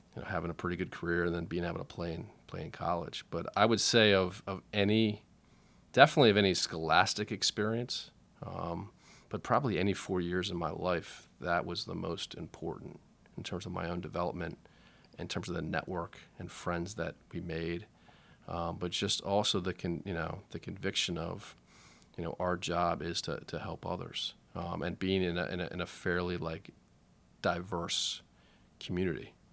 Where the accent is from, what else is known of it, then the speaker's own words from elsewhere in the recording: Washington, District of Columbia, United States; I grew up in Shepherd Park, which is just off Sixteenth Street, uh, kinda north D C, uptown, uh, kinda near Silver Spring, but still in D C.